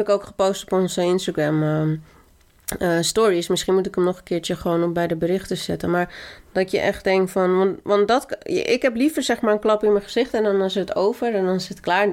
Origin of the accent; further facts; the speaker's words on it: Colombia; now in Netherlands; ik als Colombiaanse vrouw